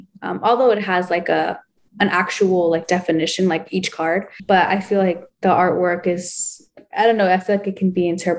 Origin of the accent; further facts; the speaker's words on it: El Salvador; my two best friends, like we're all from El Salvador, which is crazy, because if you go there, it's so humbling